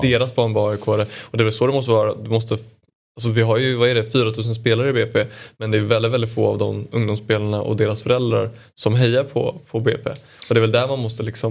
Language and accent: Swedish; Åkersberga, Stockholm County, Sweden; also born or lived in Djursholm; jag är från Åkersberga